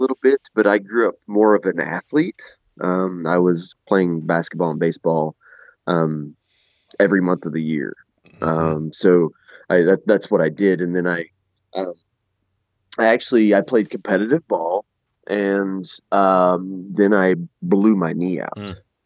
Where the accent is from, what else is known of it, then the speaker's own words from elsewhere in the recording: southern Missouri, United States; we're from Missouri.